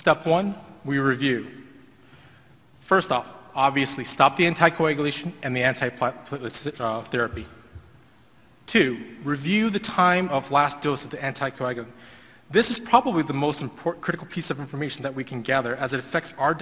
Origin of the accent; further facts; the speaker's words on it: Houston, Texas, United States; I'm actually from Houston